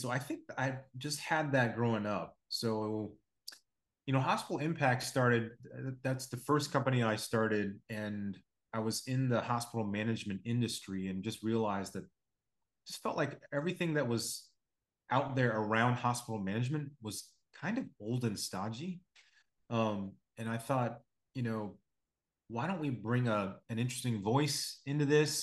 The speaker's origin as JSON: {"language": "English", "town": "Blacksburg", "region": "Virginia", "country": "United States", "tie": "born or raised there", "also_born_or_lived": "upstate New York / New Jersey", "moved": "as an adult", "lives_now": "Chicago, United States", "said": "I'm, uh, born and raised on the East Coast, um, place, little, little place called Blacksburg, Virginia"}